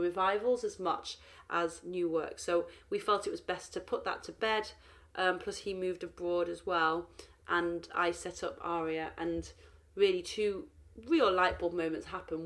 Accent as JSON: {"language": "English", "town": "Manchester", "region": "North West England", "country": "United Kingdom", "tie": "born or raised there", "moved": "as an adult", "lives_now": "London, United Kingdom", "said": "at 18 I moved to London from from Manchester to study human genetics at University College London."}